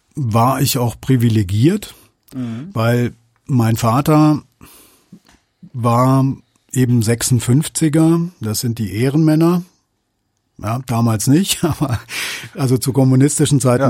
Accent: Germany; als Deutsche

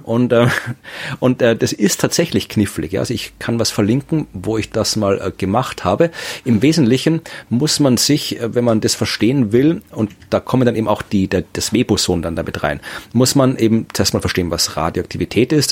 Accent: Krems, Lower Austria, Austria; Krems, meine Heimatstadt

